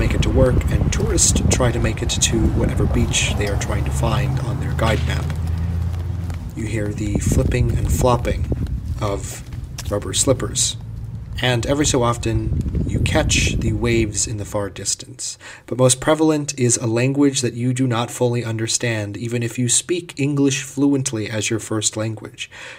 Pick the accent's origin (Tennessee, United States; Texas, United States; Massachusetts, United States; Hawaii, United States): Hawaii, United States; Wailuku; moved away as an adult; also born or lived in Minnesota; in my hometown, walking down Market Street in Wailuku on the island of Maui.